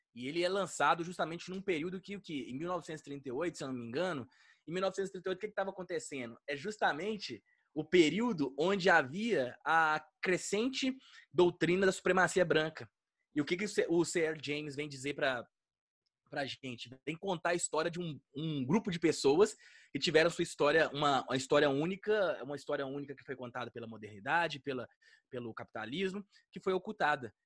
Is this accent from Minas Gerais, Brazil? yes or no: yes; Minas Gerais, Brazil; eu sou mineiro